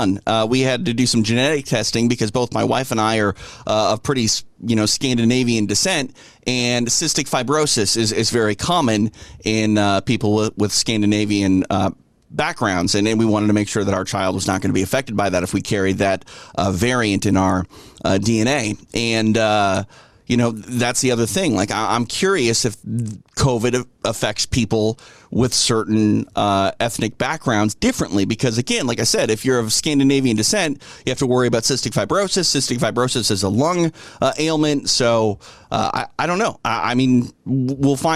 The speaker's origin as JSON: {"language": "English", "region": "Midwest", "country": "United States", "tie": "born or raised there", "moved": "yes", "lives_now": "Southern California, United States", "said": "growing up in the Midwest"}